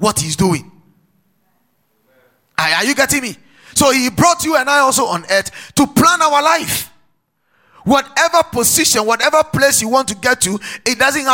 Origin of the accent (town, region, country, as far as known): Ghana